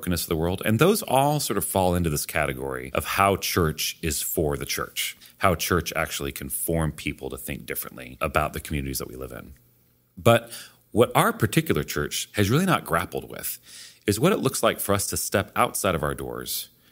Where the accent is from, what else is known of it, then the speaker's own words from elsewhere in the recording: Charlottesville, Virginia, United States; my hometown of Charlottesville